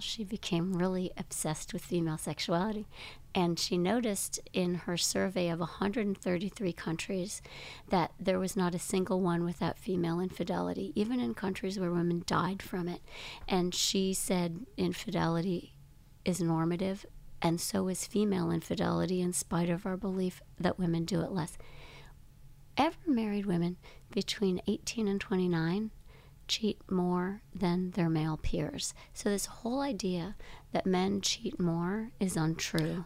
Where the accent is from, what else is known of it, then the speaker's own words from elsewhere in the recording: Grand Rapids, Michigan, United States; I grew up in Grand Rapids, Michigan